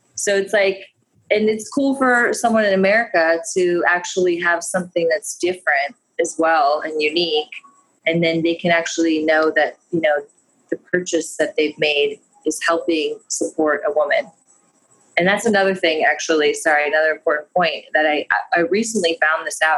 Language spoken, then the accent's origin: English; United States; I'm American